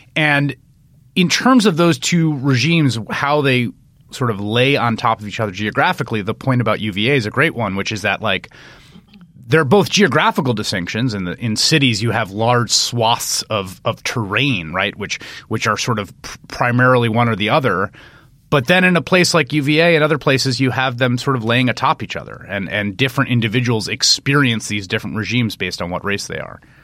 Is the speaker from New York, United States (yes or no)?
yes; New York City, New York, United States; I grew up in New York, in the Bronx, in the, in the eighties and nineties